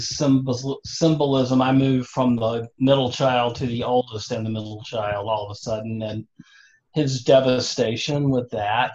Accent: the South, United States; accent: southern; my southern accent

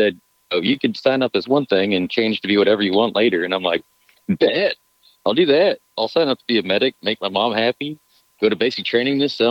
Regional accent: United States; also born or lived in Montana / Wyoming / Colorado / North Dakota; now in Starkville, United States; I was born in Montana. I grew up in Wyoming and Colorado. I lived in North Dakota a little bit

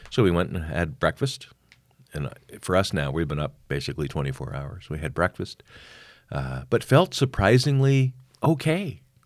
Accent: Montreal, Quebec, Canada; It's my hometown

